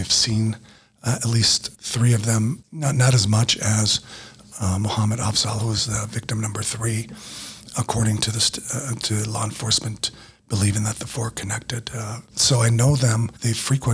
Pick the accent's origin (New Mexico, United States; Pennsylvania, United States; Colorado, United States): New Mexico, United States; I grew up here in Small, New Mexico